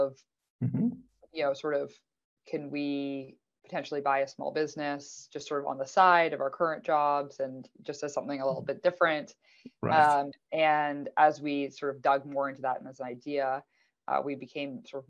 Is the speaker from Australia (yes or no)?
no; Canada; now in United States; I'm Canadian, even though I live in the US now.